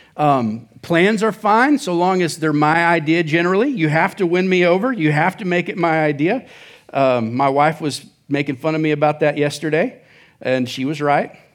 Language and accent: English; Oklahoma, United States; moved away as an adult; now in Surprise, United States; I'm from Oklahoma.